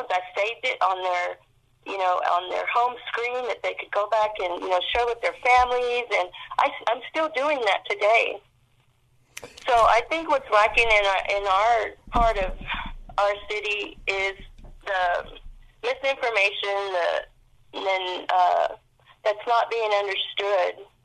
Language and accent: English; Fort Worth, Texas, United States; moved away as an adult; I was away from Fort Worth for over 20 years and I came back about eight years ago and came to my hood which is south side of Fort Worth